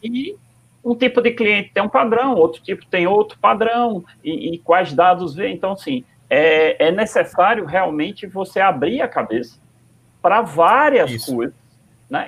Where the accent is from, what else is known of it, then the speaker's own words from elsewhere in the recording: Northeast Region, Brazil; A gente a está aqui em Natal, e, e, muitas vezes a gente se sente menor, menor ainda, porque estamos tá no Nordeste, somos nordestinos